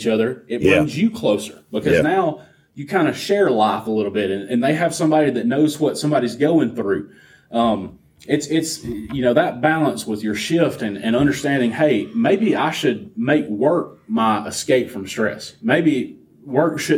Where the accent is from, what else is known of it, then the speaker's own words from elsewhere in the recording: the South, United States; I'm Southern